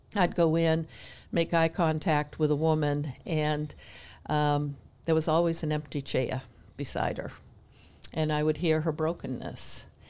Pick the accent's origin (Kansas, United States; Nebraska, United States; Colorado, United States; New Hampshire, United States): New Hampshire, United States; moved away as an adult; now in Denver, North Carolina, United States; I grew up in New Hampshire